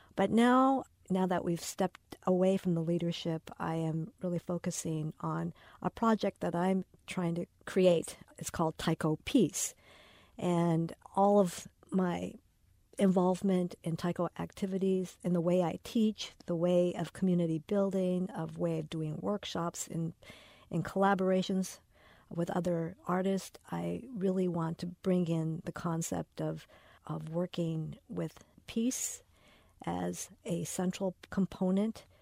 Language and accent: English; United States; we are not from Japan, that we are home bred here in America